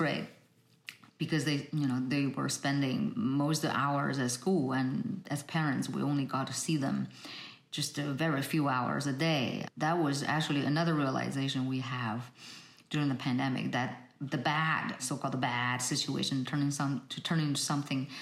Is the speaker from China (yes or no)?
yes; China; now in United States; I'm originally from China